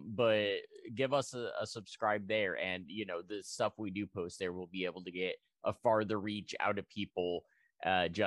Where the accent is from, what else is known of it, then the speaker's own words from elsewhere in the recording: United States; I'm an American